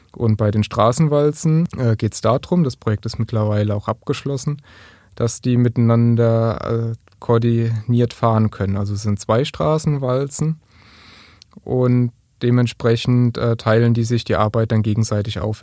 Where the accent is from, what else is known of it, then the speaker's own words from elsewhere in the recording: Kaiserslautern, Rhineland-Palatinate, Germany; komme ich aus Kaiserslautern